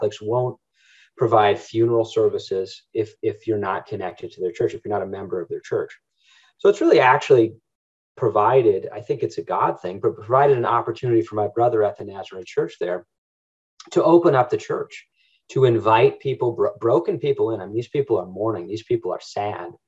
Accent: Northern Michigan, United States; We grew up in Northern Michigan

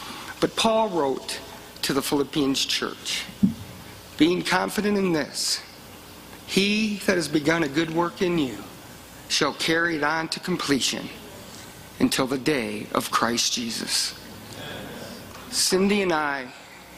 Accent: Michigan, United States; moved away as an adult; now in Colorado Springs, United States; I'm from Michigan and I was living about 4 miles from the hospital I was born

